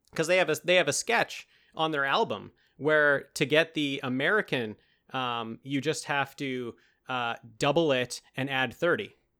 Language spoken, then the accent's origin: English; Canada; accent: Canadian; when it's Canada Day, my, my true accent comes out, eh